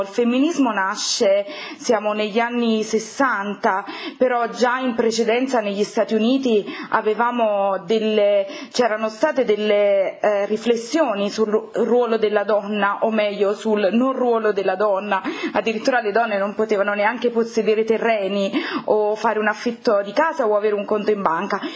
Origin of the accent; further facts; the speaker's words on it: Campania, Italy; sono campana